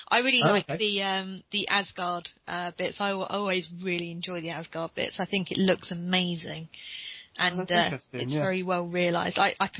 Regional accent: Croydon, London, United Kingdom; I saw my hometown in the map at the end. that was a moment of fame. Yeah. Also, I think Croydon must be loving, like, Phase 2

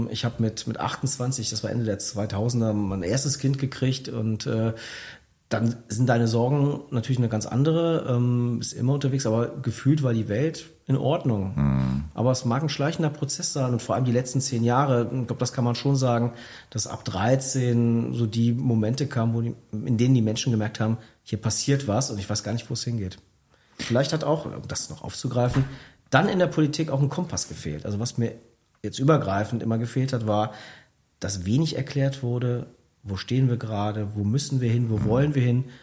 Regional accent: Cologne, North Rhine-Westphalia, Germany; Ja, also ein Blick nach Köln reicht ja 2015. Äh, da hat ja Henriette Reger, Oberbürgermeisterin meiner Heimatstadt, ähm, wurde ja am Vorabend der Wahl äh, mit dem Messer angegriffen

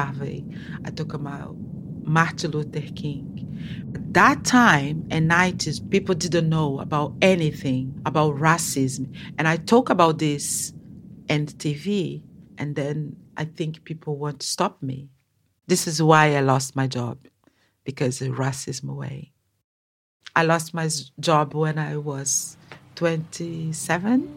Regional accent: Brazil; English is a second language; now in London, United Kingdom; I have a 56 years old. I'm a black woman, activist for Black Lives Matter, and I'm an artist. I'm a mother. I'm from Brazil.

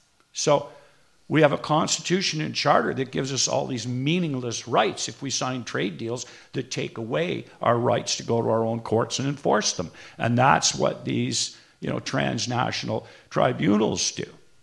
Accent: North Bay, Ontario, Canada; My hometown was North Bay, and it had the distinction of having a mayor named Merle Dickerson.

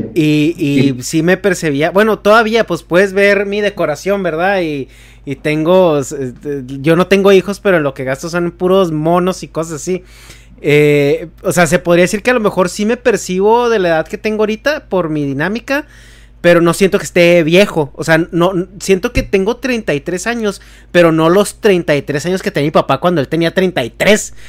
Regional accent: Chihuahua, Mexico; yo nací y crecí en Chihuahua

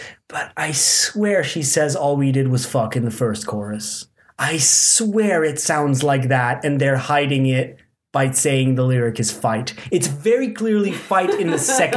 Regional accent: Belgium; We're from Belgium

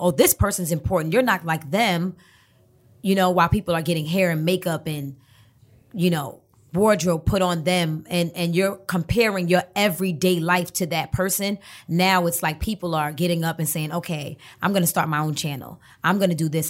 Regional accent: New York City, New York, United States; also born or lived in Brooklyn; a lot of my childhood I spent in Harlem

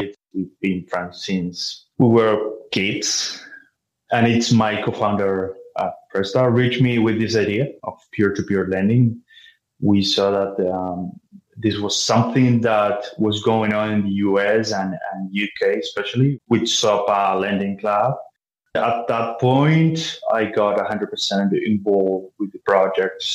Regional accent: Montevideo, Uruguay; I was born and raised in Montevideo, Uruguay, here in South America.

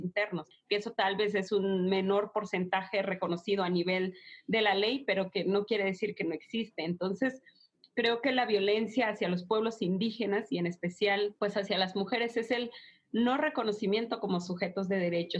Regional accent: Mexico

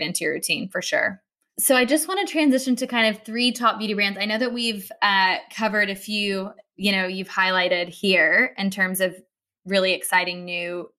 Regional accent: United States; now in London, United Kingdom; I'm American

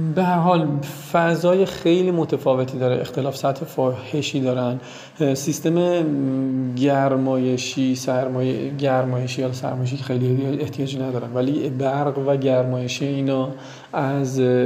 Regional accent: Hamadan, Hamadan Province, Iran; moved away; اهل همدانم و بچه کوهستان و همیشه برف و سرما و یخ دیدم

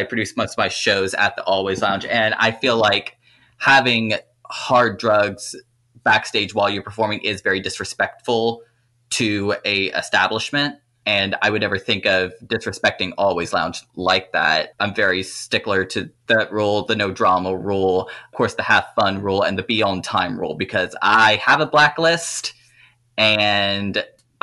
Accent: Louisiana, United States; I grew up on a chicken farm in mid-Louisiana

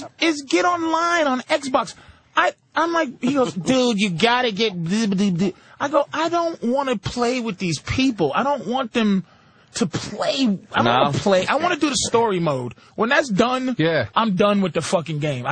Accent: Boston, Massachusetts, United States; I'm from Boston.

